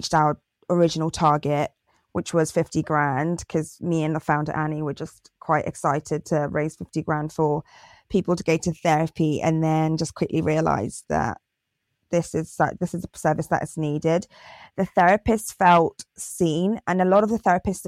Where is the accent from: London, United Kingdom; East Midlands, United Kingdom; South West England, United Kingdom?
South West England, United Kingdom; Torquay; I grew up in Torquay in Devon